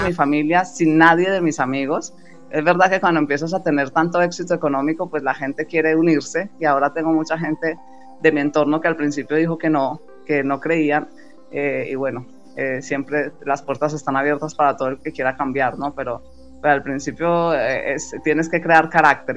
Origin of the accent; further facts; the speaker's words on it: Colombia; now in Spain; soy, colombiana